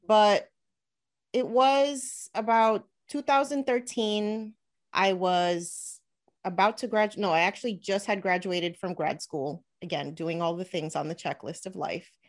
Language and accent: English; Elizabeth, New Jersey, United States; I actually grew up in Elizabeth, New Jersey. So, I was born and raised in New Jersey